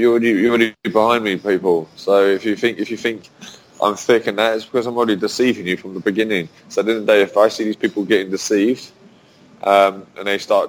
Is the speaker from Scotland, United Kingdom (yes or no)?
no; London, United Kingdom; I am from London. Grew up as an English boy